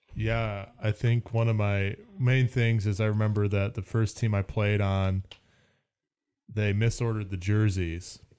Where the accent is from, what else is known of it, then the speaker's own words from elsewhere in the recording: Wisconsin, United States; moved away; I was from Wisconsin